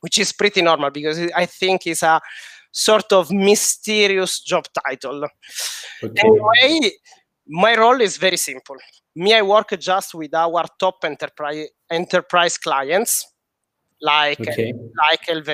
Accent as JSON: {"language": "English", "region": "Sicily", "country": "Italy", "second_language": "English", "moved": "yes", "lives_now": "Paris, France", "said": "I'm Sicilian, but I'm based in Paris"}